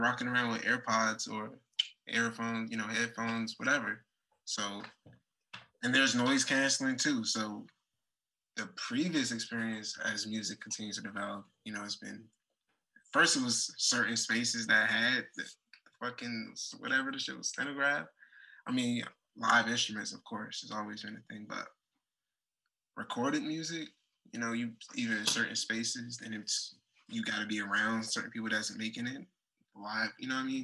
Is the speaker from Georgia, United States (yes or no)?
no; Washington, District of Columbia, United States; moved away; also born or lived in Chicago; Southeast DC is where I hail from